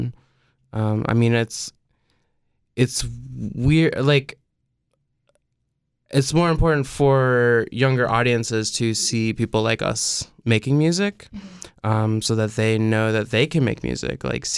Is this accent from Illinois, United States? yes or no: yes; Peoria, Illinois, United States; I was lucky enough in the scene I grew up in Peoria, Illinois, we had a bunch of bands that were fronted by women or entirely made up of women.